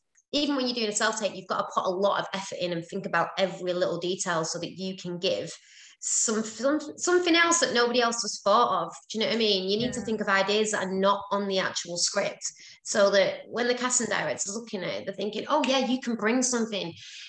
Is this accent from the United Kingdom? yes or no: yes; London, United Kingdom; accent: London; I didn't actually book it, so maybe my London accent isn't any good.